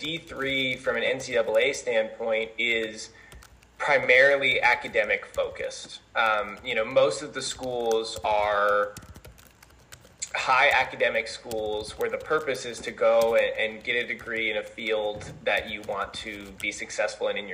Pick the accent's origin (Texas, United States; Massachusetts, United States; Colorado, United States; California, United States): Colorado, United States; moved away as an adult; now in Mount Vernon, United States; I'm originally from Colorado. I obviously attended high school out there